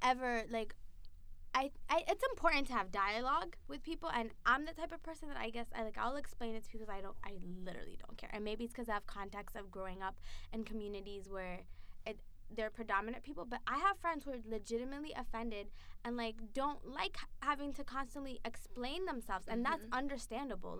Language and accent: English; Marion, Massachusetts, United States; me and my friend Sophia made up the entire population of black people in Marion, Massachusetts.